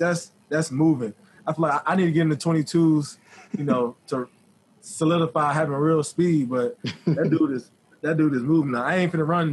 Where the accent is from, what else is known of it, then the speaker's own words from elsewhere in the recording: Florida, United States; I'm from Florida